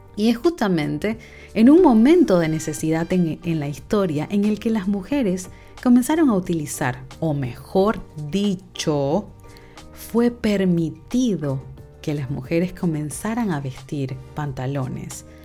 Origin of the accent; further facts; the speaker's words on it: Panama; yo soy de Panamá